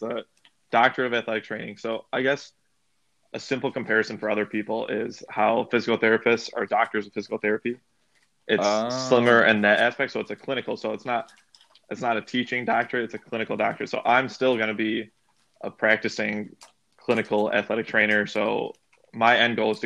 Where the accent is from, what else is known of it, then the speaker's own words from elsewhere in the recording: Grayslake, Illinois, United States; now in Indiana, United States; I grew up in Grays Lake, Illinois, small suburb about an hour north of Chicago